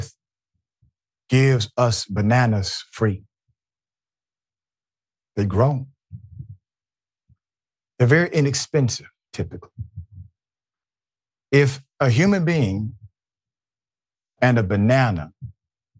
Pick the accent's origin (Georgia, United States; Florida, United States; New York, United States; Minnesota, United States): Georgia, United States; I'm from Georgia. I'm from the South